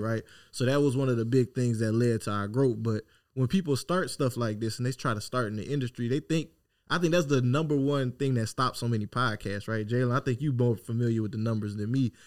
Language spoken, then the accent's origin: English; Opelousas, Louisiana, United States; I'm this dude from Opelousas, Louisiana